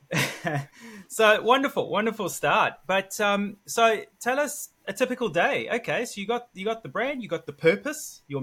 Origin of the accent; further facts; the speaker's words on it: east coast, South Africa; moved away; I'm from South Africa